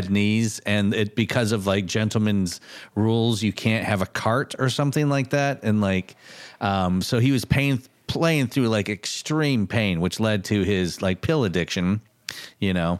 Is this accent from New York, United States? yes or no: no; Michigan, United States; growing up in Michigan